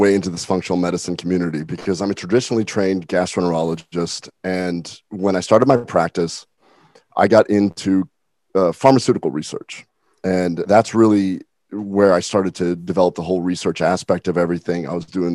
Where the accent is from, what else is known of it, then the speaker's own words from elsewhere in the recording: Nebraska, United States; moved away; I'm from Nebraska originally.